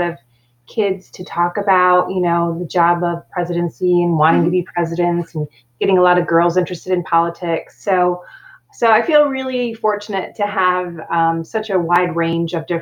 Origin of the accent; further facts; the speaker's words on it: Rochester, Michigan, United States; I was just a regular kid growing up in Rochester, Michigan on a small farm